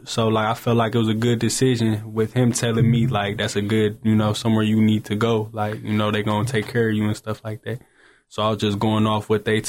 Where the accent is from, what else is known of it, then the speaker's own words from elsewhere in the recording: Detroit, Michigan, United States; also born or lived in Windsor, Canada; I was born in Windsor, Ontario, Canada, but I had grew up in Detroit, Michigan. So leading to that, I had moved when I was younger, and I had went to Romulus High School with Nate Oates.